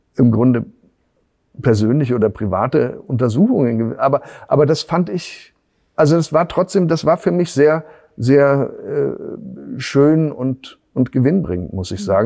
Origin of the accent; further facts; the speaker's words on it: Bonn, North Rhine-Westphalia, Germany; accent: Rhenish; first language German; moved away; also born or lived in Berlin; ich bin ja im, im, im Rheinland aufgewachsen